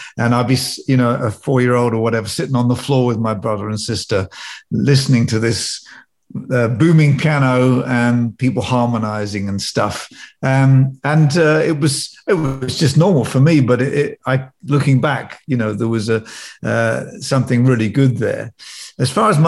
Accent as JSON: {"language": "English", "area": "Northamptonshire", "region": "East Midlands", "country": "United Kingdom", "tie": "born or raised there", "said": "I was brought up in Northamptonshire in a little village."}